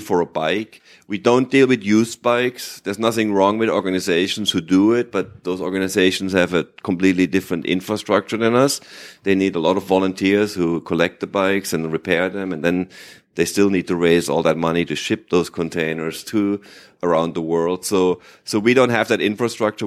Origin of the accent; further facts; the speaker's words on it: Germany; first language German; English is a second language; I grew up in Germany